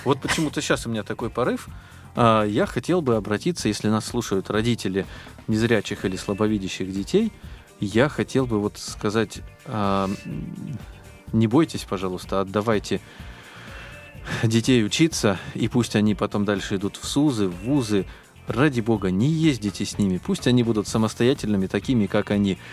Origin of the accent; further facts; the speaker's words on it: Biysk, Altai Krai, Russia; moved away as an adult; now in Moscow, Russia; я приехал из Алтайского края в Москву, это вообще, если как бы Бийск, хотя бы там, ну, какие-то знакомые были, да, после школы, с которыми я общался э, в Бийске